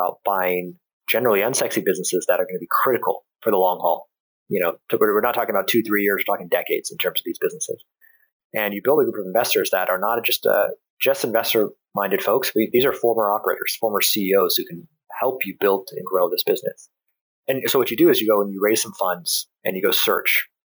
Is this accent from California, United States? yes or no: yes; California, United States; Yeah, almonds, grapes, and a little bit of sweet potatoes and corn kind of mixed in. But those, by and large, especially almonds, that was kind of the cash crop there in California.